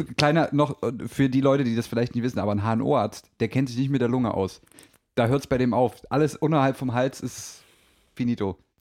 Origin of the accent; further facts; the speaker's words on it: Germany; als Deutsche